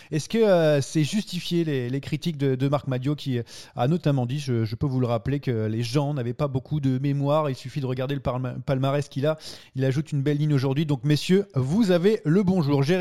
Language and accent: French; France; accent: French; mon accent français